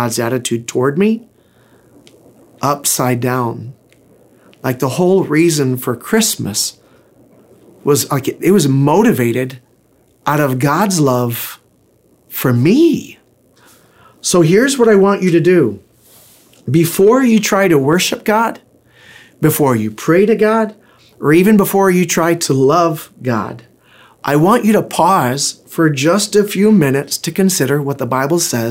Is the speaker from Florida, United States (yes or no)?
yes; Pensacola, Florida, United States; I was born in Pensacola, Florida